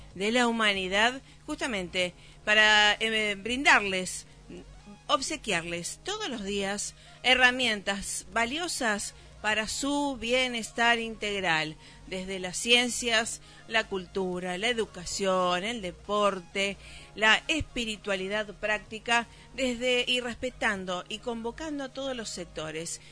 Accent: Rosario, Santa Fe, Argentina; somos de Rosario, estamos ahora en Varadero

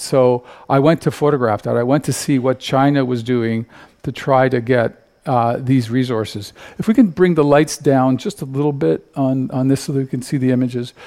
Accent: Canada; I come from Canada.

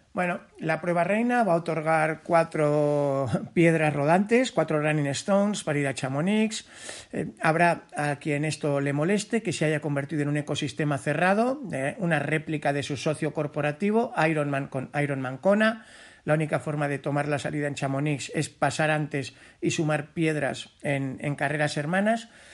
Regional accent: Spain; los, conquistadores españoles

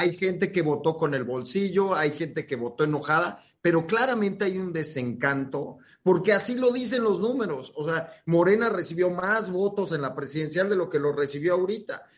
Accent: Mexico City, Mexico; soy de Benito Juárez y hay un cierto orgullo

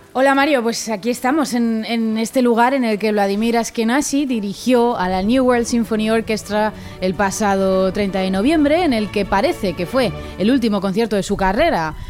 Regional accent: Asturias, Spain; moved away; poder llevar la música clásica a mi tierra, aun estando tan lejos

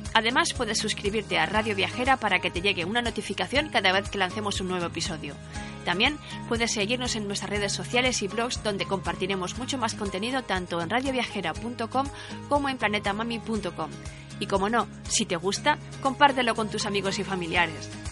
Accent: Valencia, Valencian Community, Spain; Como valenciana, he disfrutado muchísimo conociendo la verdadera historia de las fiestas de mi ciudad

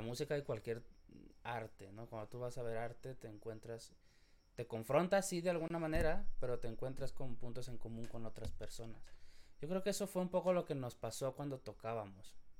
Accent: Mexico; yo soy mexicano y la gente que vivimos en México

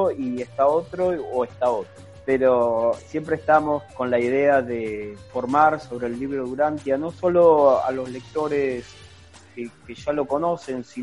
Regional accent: Buenos Aires Province, Argentina; yo soy de Buenos Aires, Argentina, de la provincia de Buenos Aires.

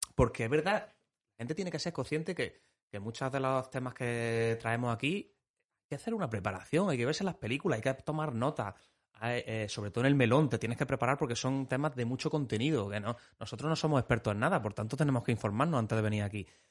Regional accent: Pozoblanco, Andalusia, Spain; los que somos de Pozo Blanco

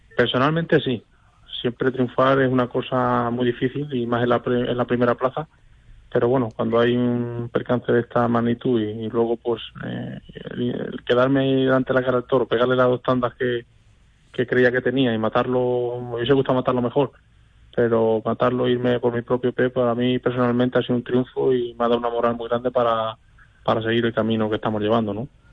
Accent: Albacete, Castilla-La Mancha, Spain; la afición de mi tierra

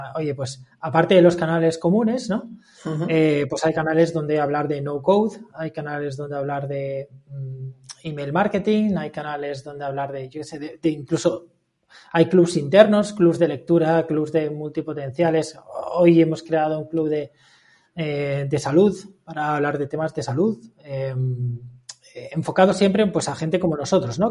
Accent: Valencia, Valencian Community, Spain; moved away as an adult; now in Murcia, Spain; me acaba de mudar a Murcia, yo soy de Valencia

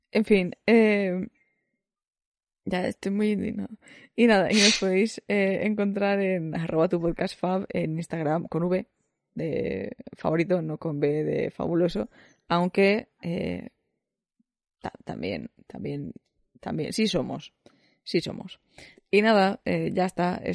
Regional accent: Spain; como soy español, y mis padres eran españoles, y mis abuelos eran españoles

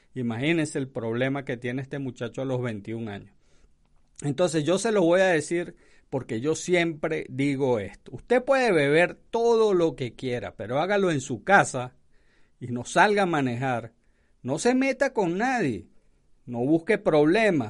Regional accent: Venezuela; moved away; Esto se llama, en mi país, en Venezuela

